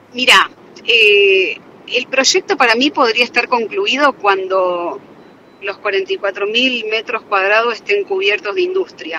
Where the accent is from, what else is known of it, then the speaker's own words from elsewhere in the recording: Ceres, Santa Fe, Argentina; moved away; soy de Ceres